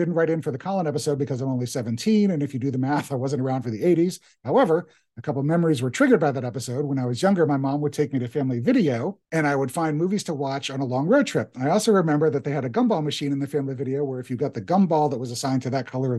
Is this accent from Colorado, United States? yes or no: no; Michigan, United States; there's still a Radio Shack open in my hometown in Michigan.